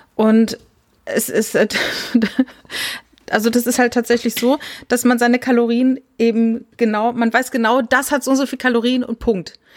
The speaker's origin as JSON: {"language": "German", "region": "Saarland", "country": "Germany", "said": "Also ich komme ja aus dem Saarland"}